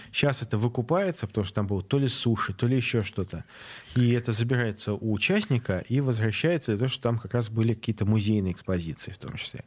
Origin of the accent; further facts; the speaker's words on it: Saint Petersburg, Russia; я ленинградец, моя мама ленинградка